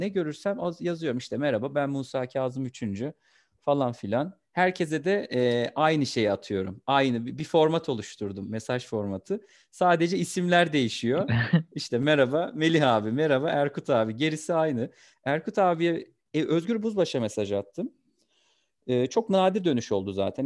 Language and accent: Turkish; Kastamonu, Turkey; moved away; also born or lived in Istanbul; 22 Eylül 1991 Kastamonu doğumluyum.